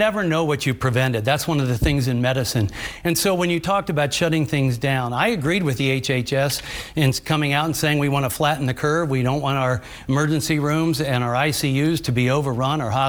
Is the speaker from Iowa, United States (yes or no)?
no; Cincinnati, Ohio, United States; also born or lived in Chicago; I was born and raised in Cincinnati. I've lived here my entire life